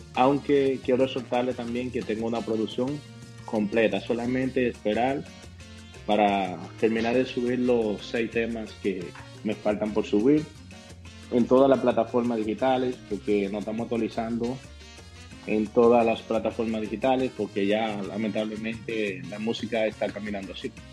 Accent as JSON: {"language": "Spanish", "town": "Tenares", "region": "Hermanas Mirabal", "country": "Dominican Republic", "tie": "born or raised there", "moved": "yes", "lives_now": "Boston, United States", "said": "mi pueblo, Tenares"}